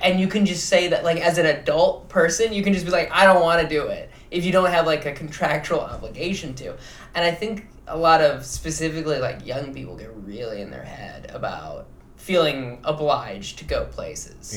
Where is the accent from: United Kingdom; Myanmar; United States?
United States; Midwest; now in New York City, United States; I'm from the Midwest